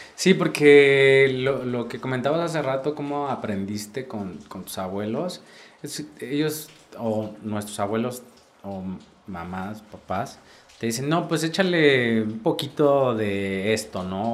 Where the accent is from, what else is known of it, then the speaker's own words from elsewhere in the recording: Oaxaca, Mexico; las mezclas que se generan en, nuestro estado son bien bonitos